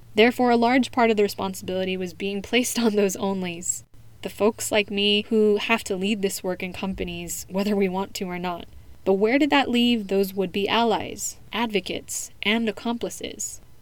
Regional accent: United States; first language English; now in Spain; the assumption that I wasn't born in the US from fellow Americans while I was growing up

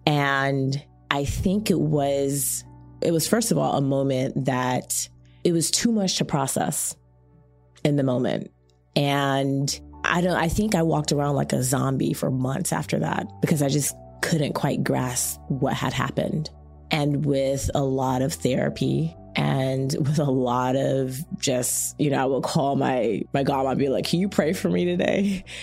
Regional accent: Chapel Hill, North Carolina, United States; moved away as an adult; also born or lived in Washington, D.C.; I was born in D C. My family's Caribbean, but I spent middle and high school in Chapel Hill, North Carolina

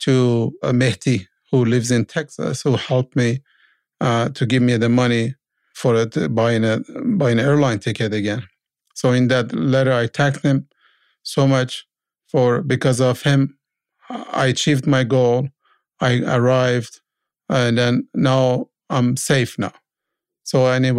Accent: Iran; moved away as an adult; now in Canada; I was a mechanic from Iran

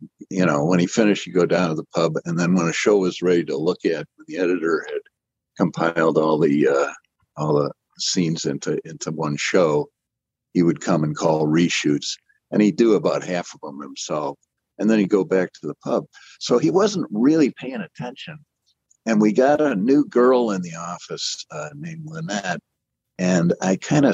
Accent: United States; moved away as an adult; also born or lived in Australia; as an American

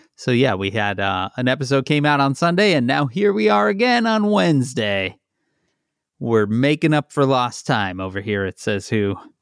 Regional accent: Chicago, Illinois, United States; I'm from Chicago

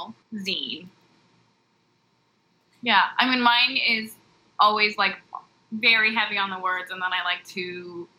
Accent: Lindsay, Ontario, Canada; also born or lived in Toronto; I'm from Lindsay, Ontario.

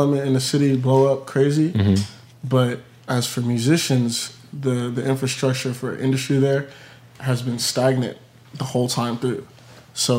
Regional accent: Plainfield, New Jersey, United States; I'm from Plainfield, New Jersey.

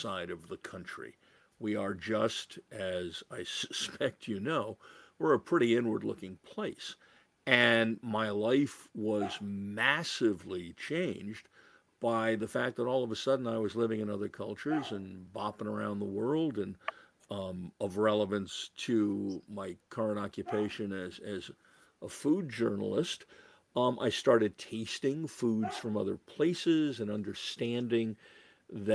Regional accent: Massachusetts, United States; also born or lived in New York City; I was born in New York City, but pretty quickly my parents decided to escape that kind of environment for me and my sister. So I ended up growing up in Massachusetts

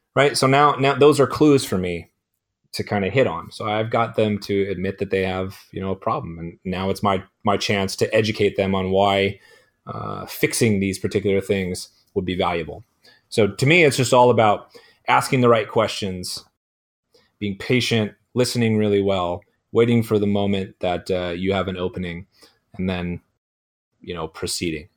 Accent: Chico, California, United States; also born or lived in San Francisco Bay Area / Arizona; my hometown in Chico, uh, California

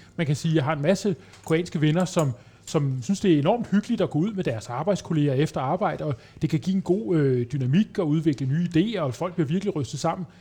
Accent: Denmark; jeg var dansker

